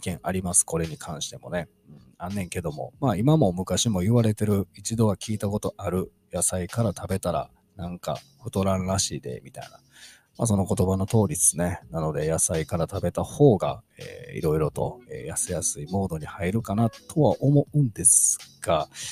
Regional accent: Kansai, Japan

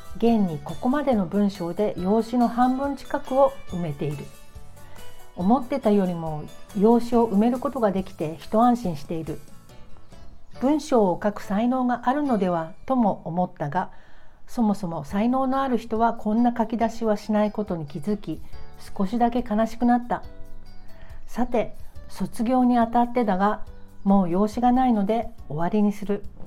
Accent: Tokyo, Japan; now in Shonan, Japan; こちとら3代続いた江戸っ子で東急池上線最高という現在は湘南に住んでいる

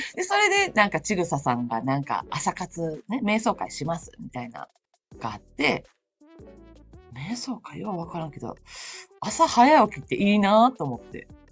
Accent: Osaka, Japan; also born or lived in Shiga Prefecture; now in Shiga, Japan; 大阪生まれ、大阪育ちで、今は滋賀県在住の

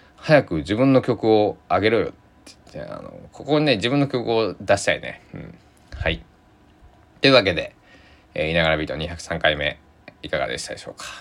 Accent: Susaki, Kochi, Japan; now in Takamatsu, Japan; 僕の地元須崎市

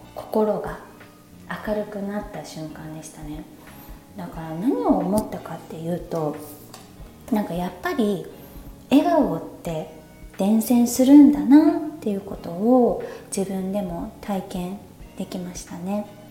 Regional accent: Japan; first language Japanese; moved away as an adult; now in Thailand; 日本だと、まあ、自分のその母国語である日本語

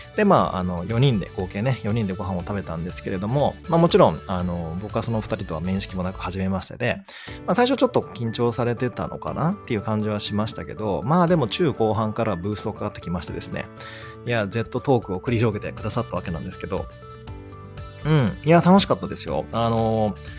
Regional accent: Shikoku, Kagawa, Japan; いわゆる地中海性気候と言われてる香川県出身、四国出身だから

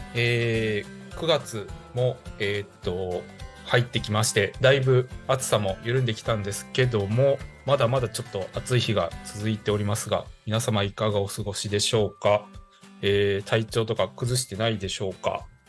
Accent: Higashikagawa, Kagawa, Japan; 香川県東かがわ市の僕の実家

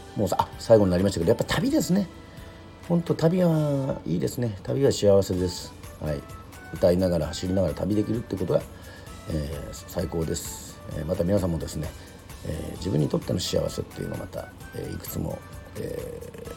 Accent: Yoron, Kagoshima, Japan; 生まれも育ちも世論で

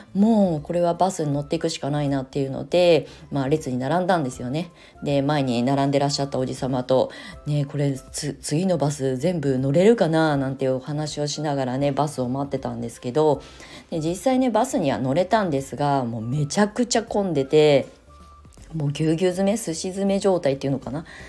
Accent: Japan; now in Tokyo, Japan; 田舎で生まれ育ってる

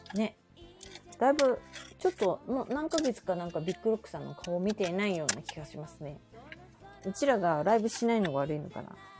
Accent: Okayama, Japan; now in Tokyo, Japan; うちの実家の方、岡山ね

